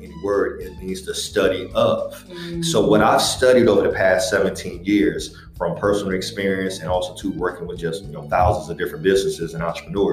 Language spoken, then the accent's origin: English; Akron, Ohio, United States; now in Columbus, United States; just a kid from Akron. So I'm originally from Akron, Ohio, here in Columbus, Ohio.